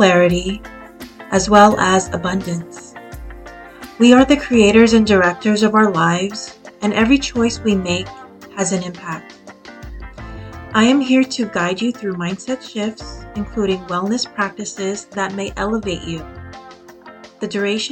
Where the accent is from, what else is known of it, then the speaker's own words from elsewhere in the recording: California, United States; I am Filipino-American, born and raised in California